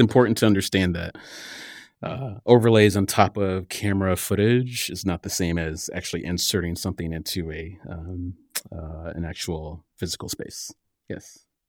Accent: Cedar Rapids, Iowa, United States; moved away; also born or lived in Southern California / Portland; I grew up in the Midwest in Cedar Rapids, Iowa

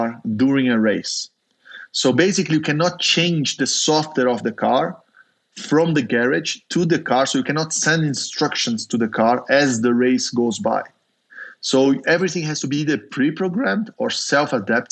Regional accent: Brazil; I was born in Brazil

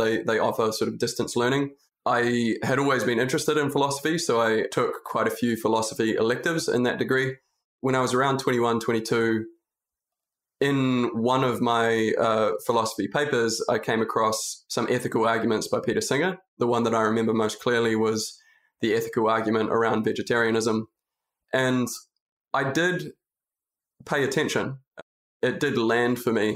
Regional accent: New Zealand; also born or lived in Auckland, New Zealand; from a very rural place in New Zealand

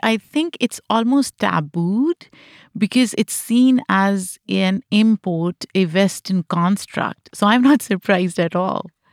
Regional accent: Pakistan; moved away; Growing up in Pakistan, I experienced firsthand the influence of a collectivist society

